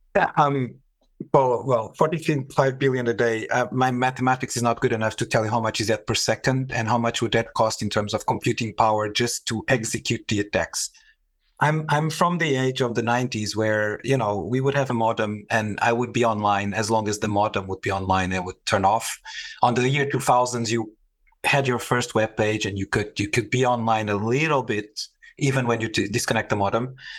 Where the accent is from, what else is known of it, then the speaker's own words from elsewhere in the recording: Portugal; moved away; also born or lived in Middle East; I was, uh, born and raised in Portugal in, in an airbase